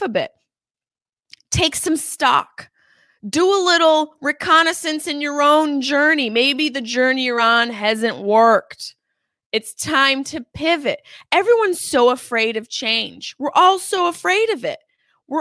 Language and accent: English; Syracuse, New York, United States; accent: Syracuse; now in Los Angeles, United States; my Syracuse accent